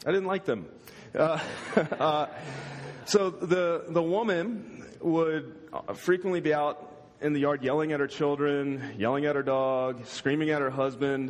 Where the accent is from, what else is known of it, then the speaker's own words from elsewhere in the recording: United States; I'm American